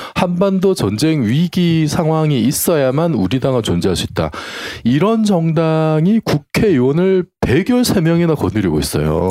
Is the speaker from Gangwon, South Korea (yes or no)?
no; Busan, South Korea; 제가 이제 부산 출신이다 보니까